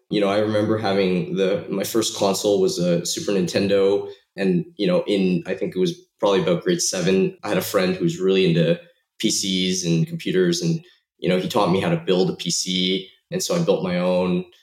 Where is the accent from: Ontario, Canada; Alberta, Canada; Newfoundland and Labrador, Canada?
Ontario, Canada; Toronto; also born or lived in Shanghai, China; I was, uh, I was born in Shanghai, moved to Toronto and grew up most of my life in Toronto, Canada.